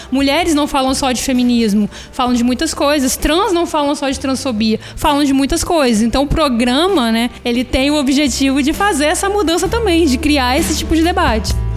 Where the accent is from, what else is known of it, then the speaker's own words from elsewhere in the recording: Vitória, Espírito Santo, Brazil; eu sou do bairro da Penha. Então, assim, quero muito um dia ver a minha comunidade, o meu bairro onde eu nasci e fui criado